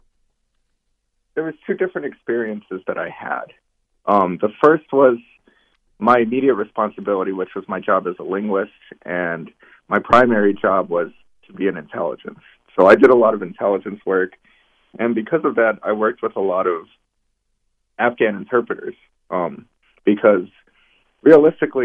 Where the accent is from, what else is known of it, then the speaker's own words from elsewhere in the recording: Arizona, United States; moved away; the area where I grew up in the United States, which is in Arizona, right along the border